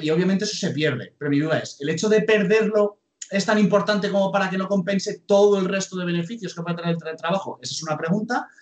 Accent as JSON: {"language": "Spanish", "town": "Alicante", "region": "Valencian Community", "country": "Spain", "moved": "yes", "said": "Yo, por ejemplo, soy de Alicante, a lo mejor he tenido que pasar una temporada en Alicante"}